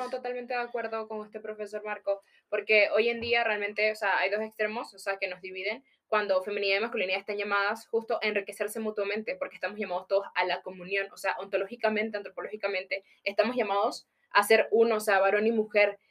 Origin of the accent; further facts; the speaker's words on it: Panama; moved away; Soy de Panamá